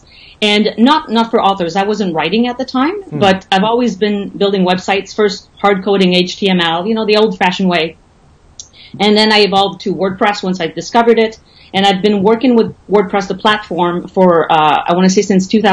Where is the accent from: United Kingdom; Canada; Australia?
Canada; moved away as an adult; also born or lived in Calgary, Alberta; now in Playa del Carmen, Mexico; I'm Canadian, French Canadian